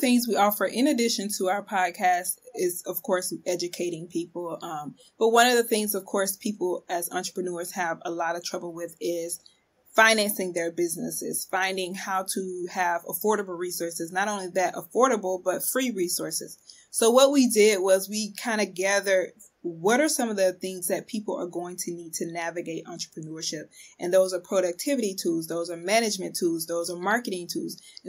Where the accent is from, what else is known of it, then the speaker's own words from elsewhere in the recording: the South, United States; I wasn't really taught my history growing up in the South.